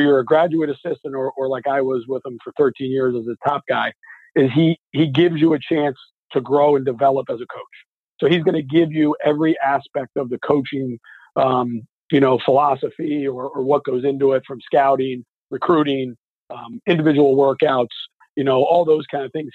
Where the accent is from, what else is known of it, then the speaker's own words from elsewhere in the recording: New Jersey, United States; now in Bethlehem, United States; when I was a little kid from coming from New Jersey